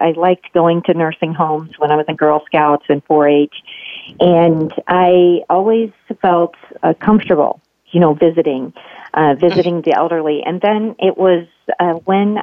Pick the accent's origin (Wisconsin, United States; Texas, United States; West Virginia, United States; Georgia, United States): West Virginia, United States; Wheeling; moved away as an adult; also born or lived in Pittsburgh, Pennsylvania / Ohio; now in Illinois, United States; I was raised in Wheeling, West Virginia. I was born in Pittsburgh, and my parents adopted me, so I spent my childhood years all the way through college in West Virginia